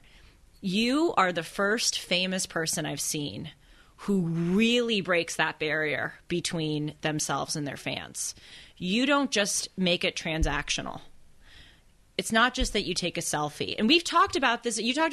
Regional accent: Los Angeles, California, United States; growing up in Los Angeles, and especially going to the schools that I went

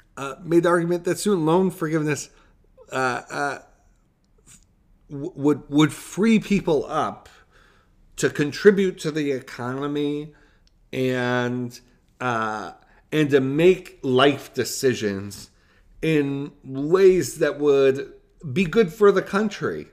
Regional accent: Buffalo, New York, United States; We're from Buffalo.

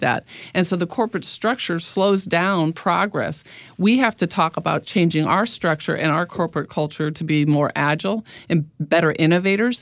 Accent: Midwest, United States; moved away; I'm from the Midwest originally

